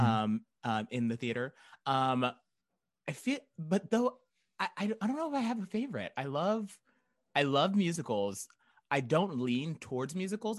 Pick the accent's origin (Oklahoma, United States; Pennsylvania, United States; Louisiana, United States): Oklahoma, United States; Tulsa; moved away as an adult; also born or lived in Norman, Oklahoma; now in Chicago, United States; I grew up in Tulsa. I went to college in Norman, and then I moved here right after college. So, Chicago